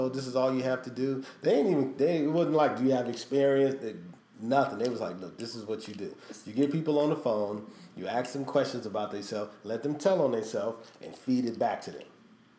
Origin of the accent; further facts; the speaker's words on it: Midwest, United States; I don't know if that's because I was from the Midwest, and it's, you know, Chicago's kind of like New York in a way, more than LA.